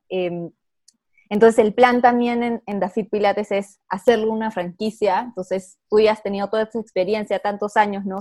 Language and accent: Spanish; Peru; soy peruana